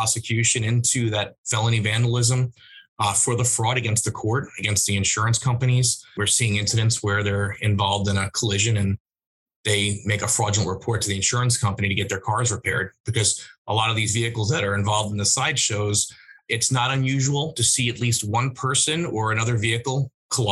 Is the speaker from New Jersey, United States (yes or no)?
no; New York, United States; moved away; I'm from New York originally